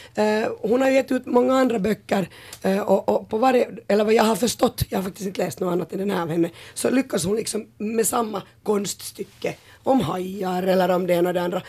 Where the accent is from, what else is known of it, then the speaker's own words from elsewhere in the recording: Porvoo, Uusimaa, Finland; vi är ju båda från Borgå nu med …